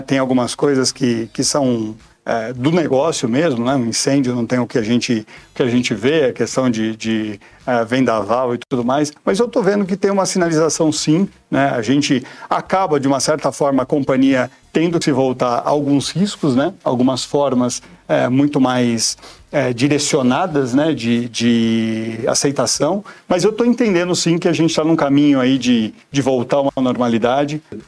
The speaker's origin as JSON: {"language": "Portuguese", "region": "São Paulo", "country": "Brazil", "tie": "born or raised there", "moved": "as an adult", "lives_now": "Itupeva, Brazil", "said": "nasci em Pirituba, então acabei fazendo toda a minha, minha vida"}